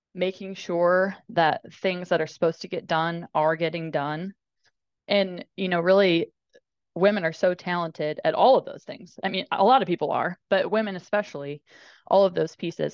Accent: Indiana, United States; I grew up in Indiana

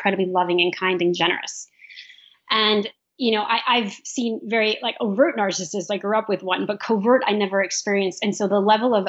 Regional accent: New York, United States; I'm from New York, and there was some violence in the community

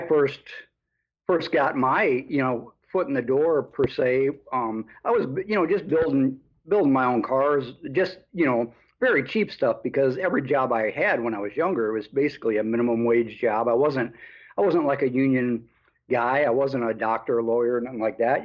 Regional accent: Chicago, Illinois, United States; moved away as an adult; also born or lived in Des Moines, Iowa; I'm from the Chicago area originally, anyway, so I moved back to the Chicago area

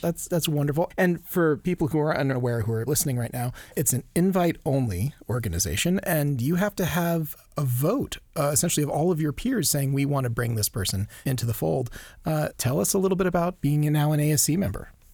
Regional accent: Maui, Hawaii, United States; a little howly boy growing up in Maui

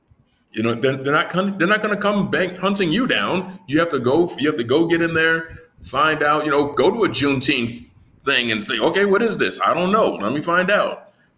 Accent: United States; moved away as an adult; now in Riyadh, Saudi Arabia; I'm not the black hypnotist. I'm not the black guy over here. I'm just the American. I'm the American hypnotist over here.

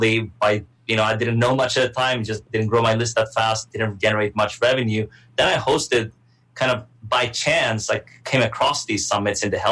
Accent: Sweden; I'm originally from Sweden. So I grew up there, you know, my mom, Swedish, my dad, Iranian.

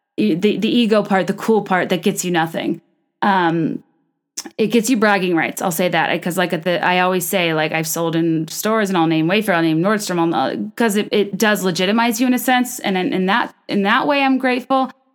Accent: Virginia, United States; also born or lived in New York; now in Chicago, United States; I'm from Virginia

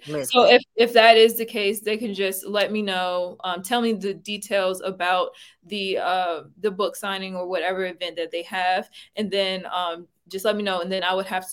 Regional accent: Brunswick County, Virginia, United States; now in Charlottesville, United States; My hometown is Brunswick County, Virginia

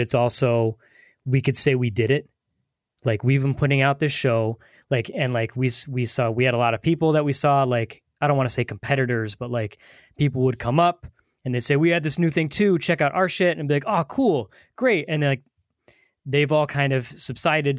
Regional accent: New England, United States; we, we live, we're from the New England area, so Boston is an hour and a half from us

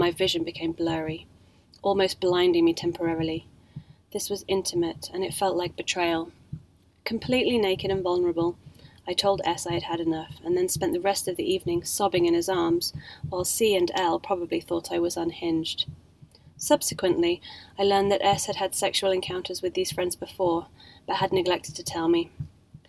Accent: England, United Kingdom; Being English

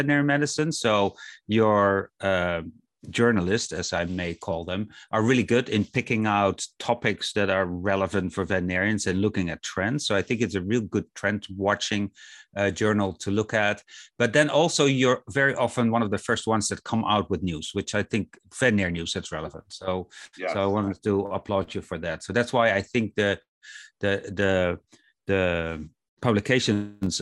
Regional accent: Kansas City, United States; my hometown, Kansas City

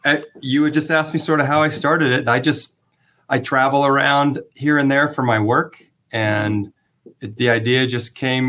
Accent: California, United States; And I'm from Southern California, but I had never really heard of this hotel.

